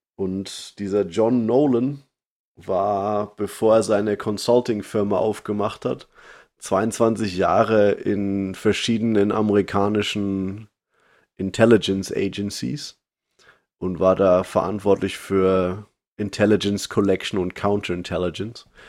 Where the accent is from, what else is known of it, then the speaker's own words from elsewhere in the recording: Germany; moved away; als Deutscher, der im Ausland lebe